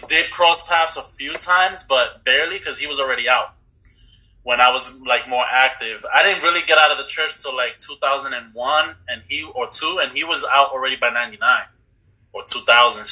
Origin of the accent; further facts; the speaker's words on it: New York City, New York, United States; now in Los Angeles, United States; I'm a motherfucker from the Bronx